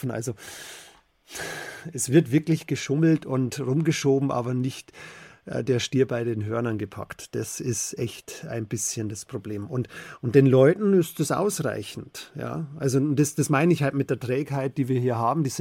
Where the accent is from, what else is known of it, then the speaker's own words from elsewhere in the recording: Bavaria, Germany; in meiner Heimat im Bayerischen Wald